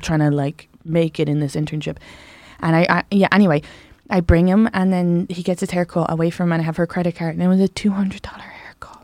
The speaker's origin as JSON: {"language": "English", "country": "Ireland", "tie": "born or raised there", "moved": "yes", "said": "I grew up in the South"}